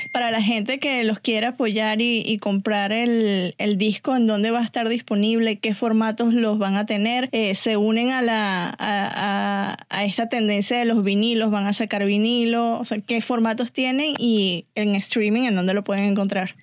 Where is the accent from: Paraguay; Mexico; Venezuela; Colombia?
Venezuela; como venezolana